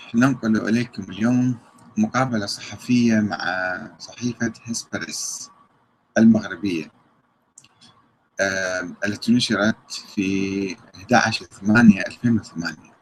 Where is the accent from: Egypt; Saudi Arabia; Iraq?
Iraq